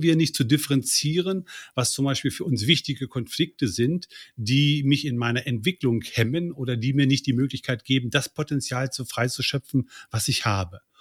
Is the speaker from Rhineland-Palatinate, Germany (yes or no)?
no; near Göttingen, Lower Saxony, Germany; Aufgewachsen bin ich in der Nähe von Göttingen